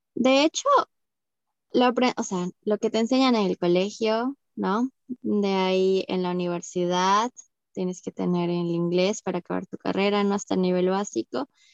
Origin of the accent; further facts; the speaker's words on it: Arequipa, Peru; moved away as an adult; also born or lived in Brazil; now in Sweden; yo soy de Arequipa, como tú